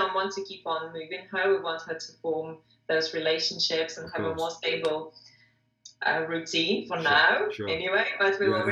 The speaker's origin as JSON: {"language": "English", "region": "Moscow", "country": "Russia", "also_born_or_lived": "England", "moved": "as an adult", "said": "I'm from Russia originally, Moscow, Russia"}